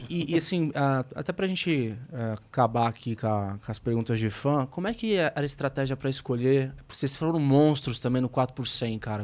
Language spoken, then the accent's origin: Portuguese; Santos, São Paulo, Brazil; Eu sou de Santos